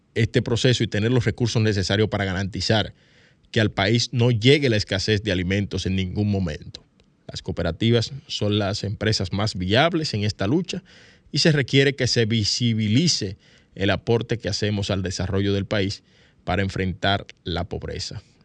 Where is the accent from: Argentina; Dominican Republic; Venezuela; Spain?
Dominican Republic; casi todos los dominicanos y dominicanas tenemos un celular